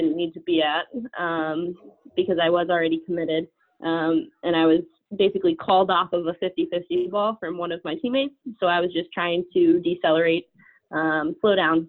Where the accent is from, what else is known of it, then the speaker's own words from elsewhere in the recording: Pennsylvania, United States; now in Boston, United States; I grew up playing soccer in Pennsylvania